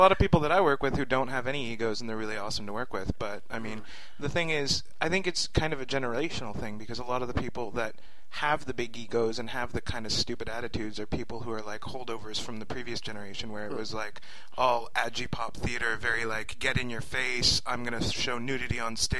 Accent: California, United States; Well, like, I'm from California, eh?

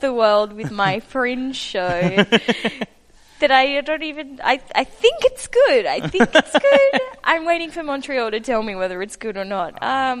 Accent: Western Australia, Australia; now in Sydney, Australia; So I'm originally from the West Coast, {S2} okay, {S3} Western Australia, right. And I now live in Sydney, which is on the East Coast.

